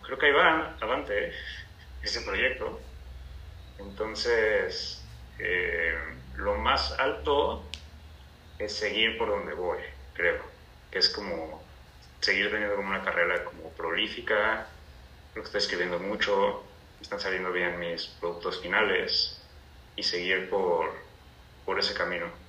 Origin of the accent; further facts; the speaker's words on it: Cancún, Quintana Roo, Mexico; moved away as an adult; also born or lived in Chetumal, Quintana Roo / Mexico City; now in Cancún, Mexico; Yo en realidad nací en Chetumal, Quintana Roo. Ajá. Y vivimos ahí creo que hasta los dos años, o sea, hasta que yo cumplí dos años y luego nos mudamos a Cancún